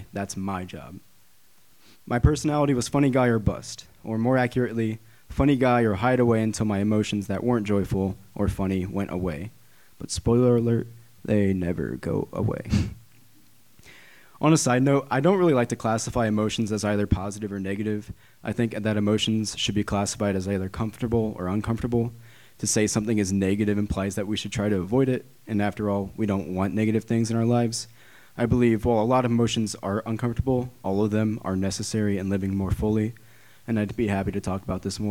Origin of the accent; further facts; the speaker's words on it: Hannibal, Missouri, United States; moved away as an adult; I grew up in Hannibal, Missouri